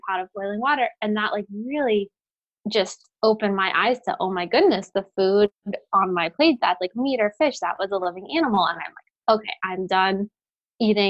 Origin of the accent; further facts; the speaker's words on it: Florida, United States; also born or lived in Brooklyn, New York; now in New Jersey, United States; I grew up in Florida